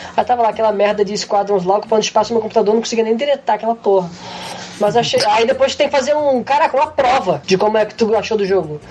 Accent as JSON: {"language": "Portuguese", "country": "Brazil", "moved": "yes", "said": "ser brasileiro no exterior é isso aí"}